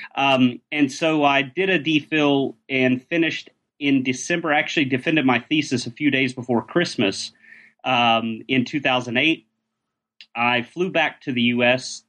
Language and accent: English; Atlanta, Georgia, United States; moved away as an adult; also born or lived in Oxford, United Kingdom; now in Göttingen, Germany; Georgia's my hometown, by the way, Atlanta, um, Atlanta, Georgia.